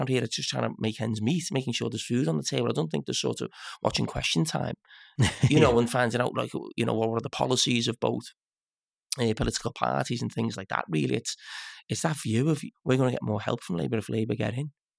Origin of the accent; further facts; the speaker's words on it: Liverpool, North West England, United Kingdom; if I went abroad and someone asked me where I'm from, I wouldn't say I was from England. I'd say from Liverpool.